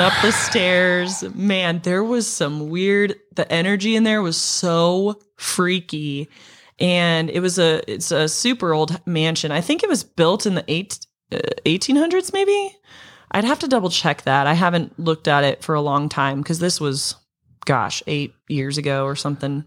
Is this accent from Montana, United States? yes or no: yes; Montana, United States; growing up in Montana